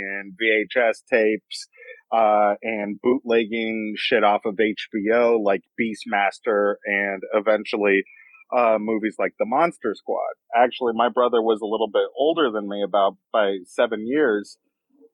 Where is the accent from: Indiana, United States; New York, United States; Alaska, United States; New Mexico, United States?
Alaska, United States; Anchorage; a kid growing up in Anchorage, Alaska